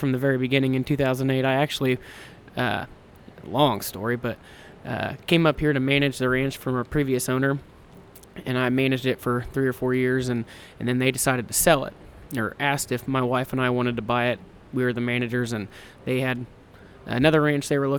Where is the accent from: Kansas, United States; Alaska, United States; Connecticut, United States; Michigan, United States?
Kansas, United States; We're from Kansas